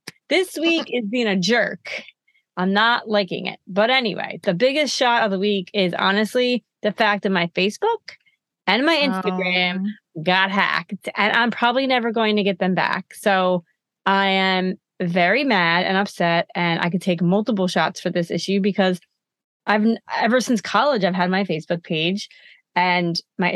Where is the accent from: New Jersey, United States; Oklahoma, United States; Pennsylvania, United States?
New Jersey, United States; I'm South Jersey.